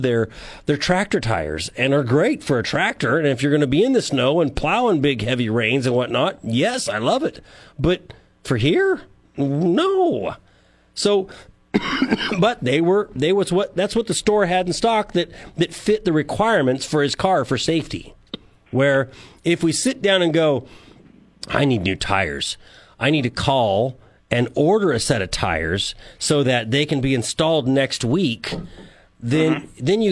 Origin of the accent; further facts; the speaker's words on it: San Joaquin Valley, California, United States; now in San Luis Obispo, United States; I grew up in the San Joaquin Valley, and I live in San Luis Obispo